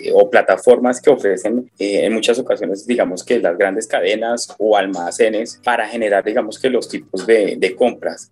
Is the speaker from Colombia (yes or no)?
yes; Colombia; nosotros como colombianos